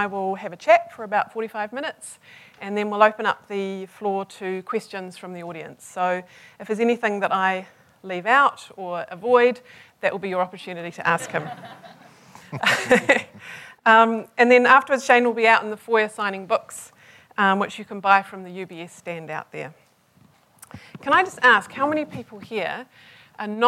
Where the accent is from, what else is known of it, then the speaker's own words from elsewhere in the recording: Hamilton, Waikato, New Zealand; I was born in Hamilton.